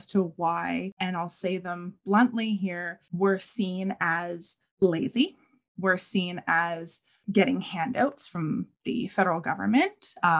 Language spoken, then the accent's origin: English; St. John's, Newfoundland and Labrador, Canada; also born or lived in Humber River, Newfoundland; now in Halifax, Canada; am Mi'kmaq. My family comes from Humber River, which is now part of Corner Brook Regional Municipality. I was born in St. John's, Newfoundland, as most people know it, Newfoundland, Canada, but I live in Halifax, Nova Scotia, Canada.